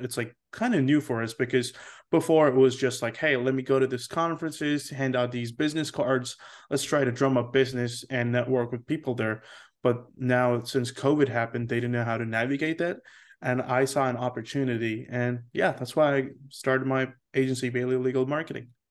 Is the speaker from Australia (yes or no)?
no; India; moved away; also born or lived in Seoul, South Korea; I am Indian